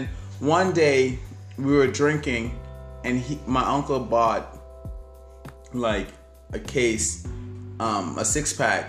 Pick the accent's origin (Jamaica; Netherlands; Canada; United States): Jamaica; I'm Jamaican.